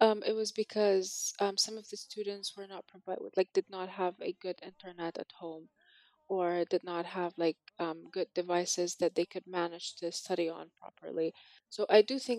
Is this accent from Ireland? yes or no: no; Sulaymaniyah, Sulaymaniyah Governorate, Iraq; I grew up in Sully. I've lived here with my parents